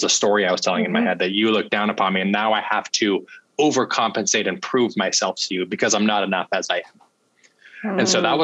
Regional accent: Salt Lake City, Utah, United States; I grew up in Salt Lake City, Utah. Okay. And born and raised there, loved my childhood

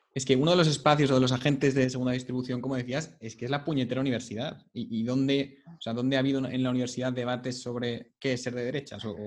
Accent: Barcelona, Catalonia, Spain; somos tres colegas de Barcelona

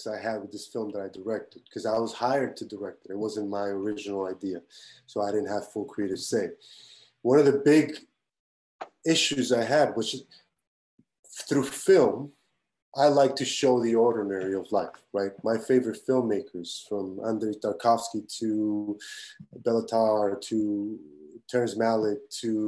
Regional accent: Tijuana, Baja California, Mexico; moved away; where I grew up in Tijuana

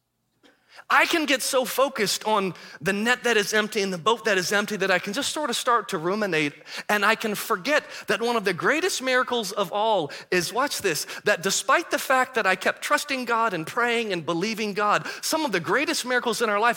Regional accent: Michigan, United States; moved away; I'm originally from Michigan

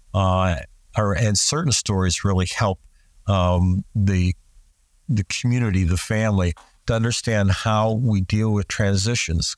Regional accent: United States; in the United States, we talk about the, we're a melting pot

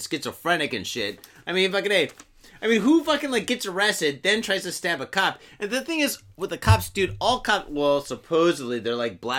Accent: United States; now in Japan; I'm a little bit everything. I'm fucking American

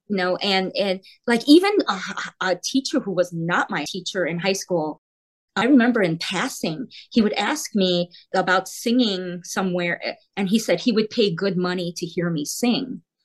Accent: South Korea; now in United States; I was born in Korea. So we're from Korea. We're immigrants and we're now American citizens.

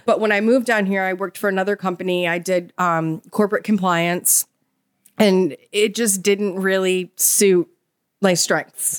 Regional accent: Chicago, Illinois, United States; moved away as an adult; now in Savannah, United States; we're both from Chicago

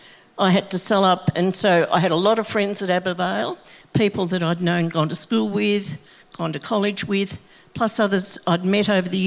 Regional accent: Geelong, Victoria, Australia; I actually was born in Geelong during the Second World War. And when I was born, we stayed with a family of great-grandparents, grandparents, my mum, my auntie and myself, living in a three-bedroom house right down on near the station.

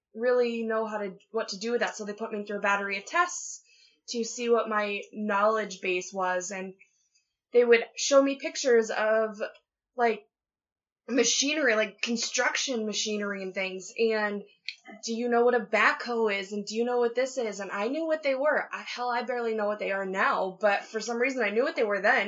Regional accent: Ankeny, Iowa, United States; now in Wisconsin, United States; I was raised in Central Iowa, just north of Des Moines in Ankeny

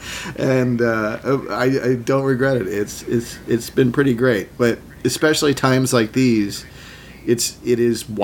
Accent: Sherborn, Massachusetts, United States; also born or lived in New York; now in Los Angeles, United States; I grew up in a little town called Sherborne in Massachusetts, or Sherbin, as they say, in Massachusetts

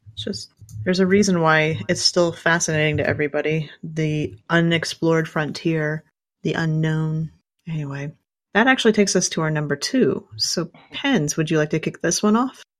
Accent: Kansas, United States; I grew up in Kansas

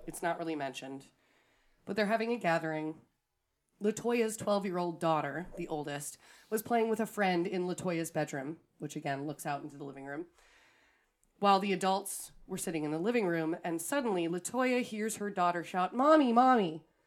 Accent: Wisconsin, United States; we're from Wisconsin

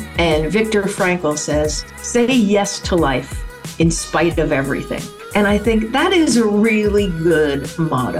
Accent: New York, United States; I started working at the Village Nursing Home, which is right around the corner, when I was 12, and I stayed there. I loved it. I went away to college and got my degree in recreational therapy. And when I moved back to New York

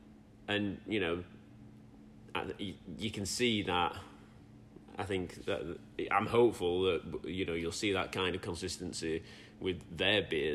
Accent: Yorkshire and the Humber, United Kingdom; I'm from Yorkshire.

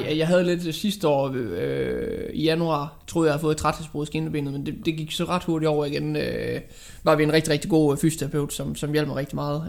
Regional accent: Aarhus, Central Denmark Region, Denmark; jeg kommer fra Aarhus. Bor i Aarhus

